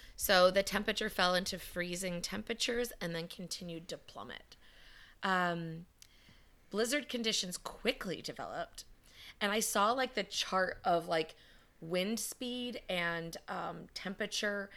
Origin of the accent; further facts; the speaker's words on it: Wisconsin, United States; I'm from Wisconsin